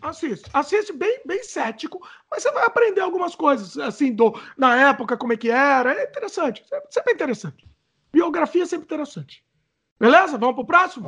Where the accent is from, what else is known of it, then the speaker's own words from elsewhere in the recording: Brazil; now in Canada; a gente é brasileiro